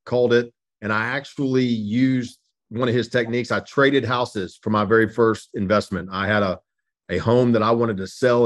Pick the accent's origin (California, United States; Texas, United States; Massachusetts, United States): Texas, United States; Dallas; moved away; also born or lived in Memphis; I'm originally from Dallas, Texas, born and raised in Texas